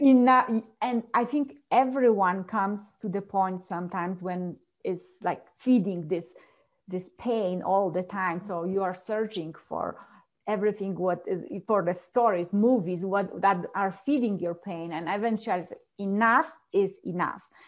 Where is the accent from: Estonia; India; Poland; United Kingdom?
Poland; English is a second language; now in Colorado, United States; I was born and raised in a very small village back in Poland